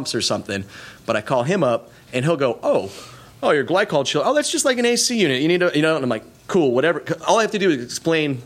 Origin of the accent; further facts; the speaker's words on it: Florida, United States; also born or lived in Pennsylvania; I grew up here. I mean, my family's from Pennsylvania, central Pennsylvania, but we moved down here when I was less than a year old.